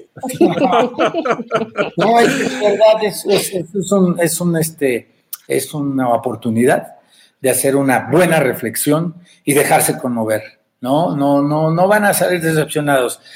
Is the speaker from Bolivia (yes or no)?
no; Mexico; creadores mexicanos quienes lo hacemos